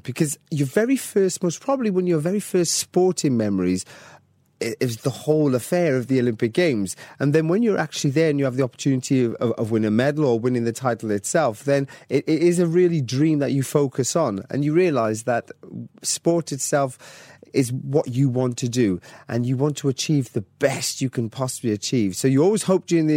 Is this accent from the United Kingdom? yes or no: yes; Welsh, Wales, United Kingdom; Even as Welsh